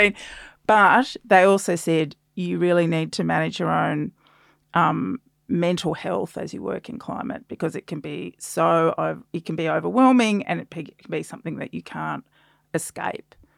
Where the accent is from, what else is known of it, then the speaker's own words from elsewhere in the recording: South Australia, Australia; I grew up in South Australia as well.